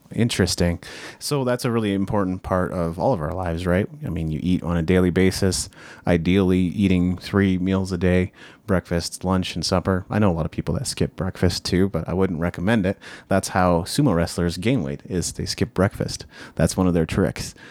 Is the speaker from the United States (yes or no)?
no; Japan; now in North America; I grew up in Japan